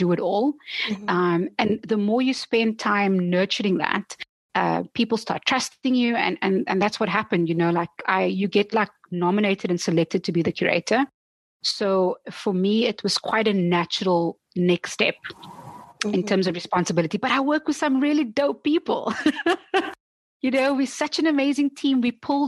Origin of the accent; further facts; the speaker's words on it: South Africa; as a South African, you know, also growing up in a time where people look to South Africa